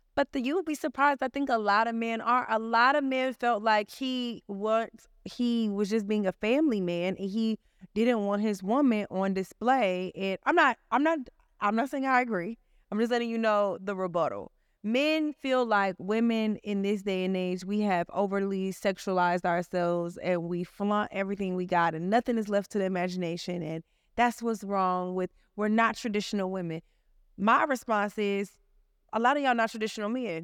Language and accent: English; Atlanta, Georgia, United States; I'm from Atlanta